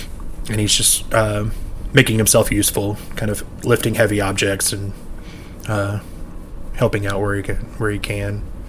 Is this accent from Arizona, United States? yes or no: no; Philadelphia, Pennsylvania, United States; What part? I grew up on South Broad Street.